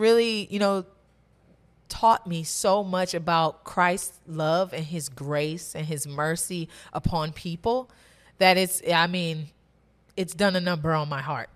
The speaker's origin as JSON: {"language": "English", "town": "Maple Heights", "region": "Ohio", "country": "United States", "tie": "born or raised there", "also_born_or_lived": "Cleveland, Ohio", "said": "I grew up mostly in Maple Heights, Ohio."}